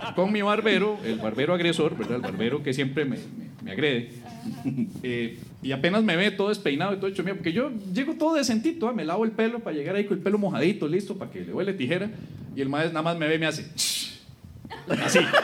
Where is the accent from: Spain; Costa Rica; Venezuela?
Costa Rica; como buenos ticos